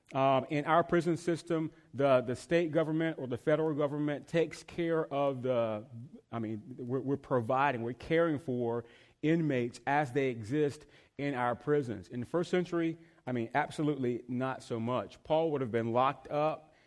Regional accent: the South, United States; moved away as an adult; also born or lived in North Carolina; now in Northern Virginia, United States; I'm from the South

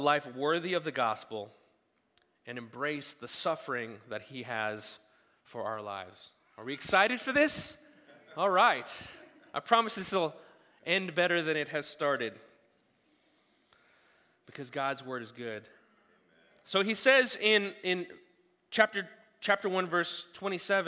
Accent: United States; I love being an American citizen. I was born here

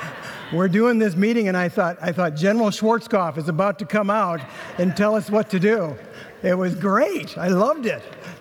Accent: Inver Grove Heights, Minnesota, United States; So I grew up in Inver Grove Heights, so from this neck of the woods.

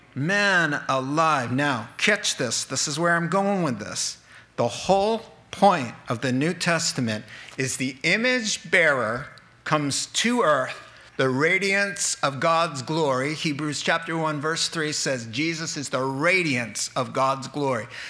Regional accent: New England, United States; I'm from New England and we have troubles with the R's.

